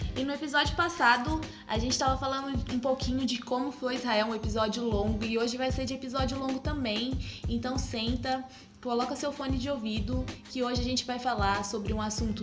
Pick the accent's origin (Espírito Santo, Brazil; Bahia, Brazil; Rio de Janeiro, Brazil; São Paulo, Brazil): São Paulo, Brazil; Bonfim Paulista; aqui do lado da minha cidade, em Bonfim, Paulista